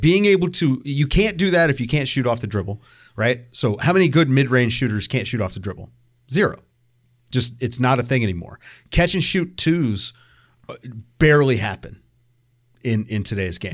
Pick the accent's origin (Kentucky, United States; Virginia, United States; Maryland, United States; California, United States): Virginia, United States; Richmond; I'm from Richmond, so like the DMV, that's that's my area